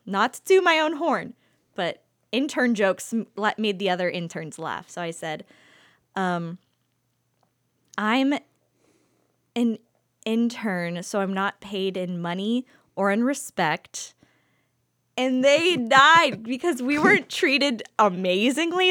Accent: Youngstown, Ohio, United States; moved away; I come from Youngstown where people are already on their second kid right now

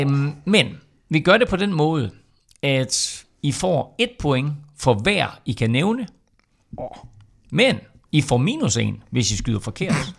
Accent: Denmark; vi som danskere

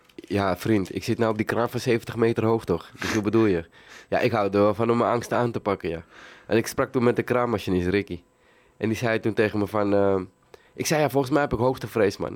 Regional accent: Amsterdam, North Holland, Netherlands; also born or lived in Suriname; ik ben geboren in Suriname. En eh, ja, toen ik een jaar was, eh, zijn we naar Amsterdam-Zuidoost gereisd.

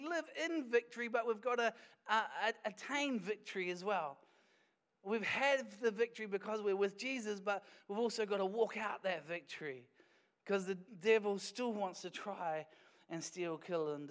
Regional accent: Wellington, New Zealand; now in Dunedin, New Zealand; I was born in Wellington

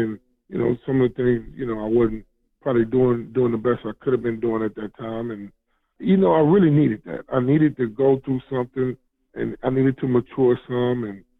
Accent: Pine Bluff, Arkansas, United States; moved away

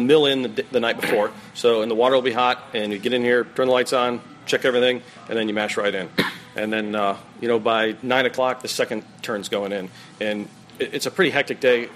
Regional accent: Connecticut, United States; moved away as an adult; also born or lived in New Hampshire / California / North Carolina / South Carolina; now in Georgia, United States; I grew up in Connecticut, the great state of Connecticut, and college in New Hampshire, pretty much a New Englander

